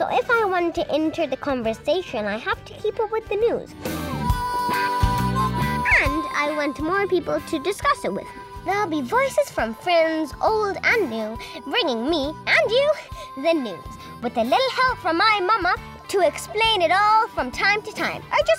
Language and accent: English; United Kingdom; born there; I'm half Indian, half American, and I was born in Britain, so I travel with a lot of passports